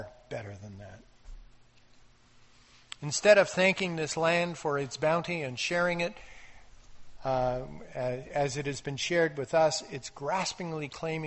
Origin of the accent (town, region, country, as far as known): Canada